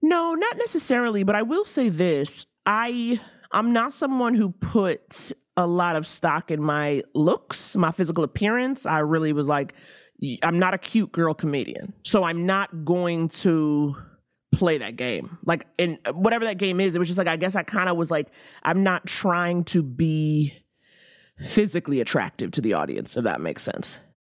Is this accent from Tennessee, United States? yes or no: no; New York, United States; I was from New York